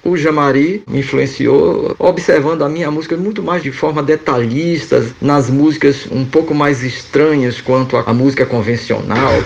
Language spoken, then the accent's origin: Portuguese; Feira de Santana, Bahia, Brazil; also born or lived in Salvador; Conservatório de Música na cidade de Feira de Santana, onde nasci